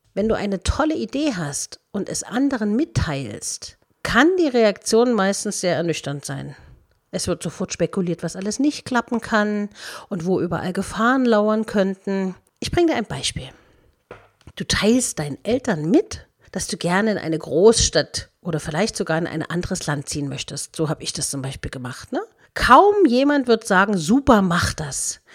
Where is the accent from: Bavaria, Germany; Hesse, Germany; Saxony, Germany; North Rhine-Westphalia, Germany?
Saxony, Germany; Dresden; moved away; also born or lived in Berlin; ich wollte aus meiner Heimatstadt Dresden weg.